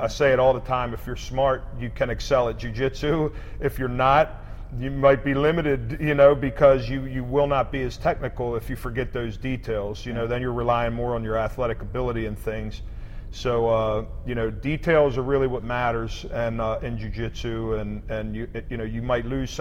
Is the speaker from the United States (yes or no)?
yes; Maryland, United States; born or raised there